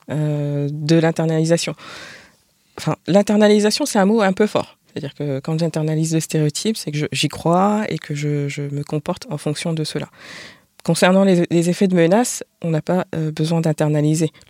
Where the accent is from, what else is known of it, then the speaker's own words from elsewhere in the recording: France; Donc je suis française, je vais à l'étranger, je suis stéréotypée comme euh, mangeant du, enfin